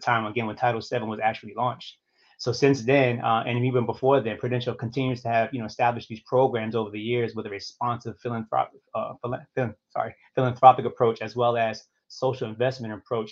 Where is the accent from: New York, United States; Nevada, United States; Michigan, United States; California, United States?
New York, United States; New York City; I'm from New York City originally, specifically Harlem, and I grew up, in Harlem during the 70s and 80s